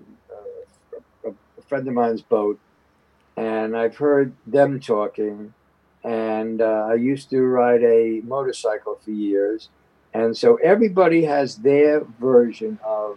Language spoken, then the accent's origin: English; New York City, New York, United States; I was born and raised in the Upper West Side